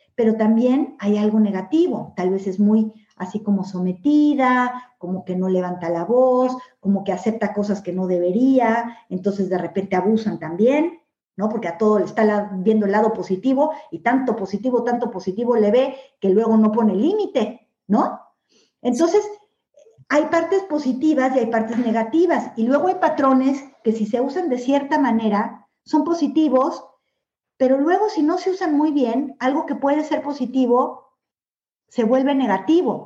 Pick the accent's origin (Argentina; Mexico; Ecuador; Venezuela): Mexico; moved away as an adult; now in Spain; nací en México y viví toda mi vida en México